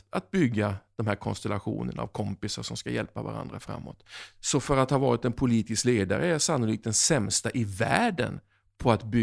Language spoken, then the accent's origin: Swedish; Oskarshamn, Kalmar County, Sweden; Eh, jag kom från Oskarshamn. Helt plötsligt så var jag under Kristallkronorna 94 och jag kände mig verkligen som en främling.